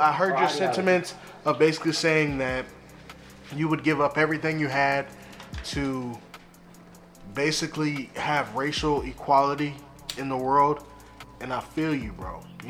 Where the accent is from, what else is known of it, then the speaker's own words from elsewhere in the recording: Atlanta, Georgia, United States; also born or lived in Decatur, Georgia; I was born in Decatur, Georgia. I grew up in Atlanta. My Dukes worked in Atlanta. I ran the streets in Atlanta.